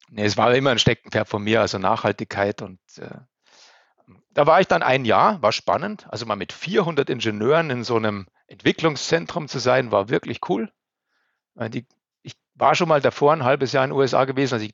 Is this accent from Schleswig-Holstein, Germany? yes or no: no; Bavaria, Germany; ich bin so, sehr verwurzelter Mensch, ich bin unheimlich gern bei uns in Oberbayern und äh, ähm, ich liebe meine Heimat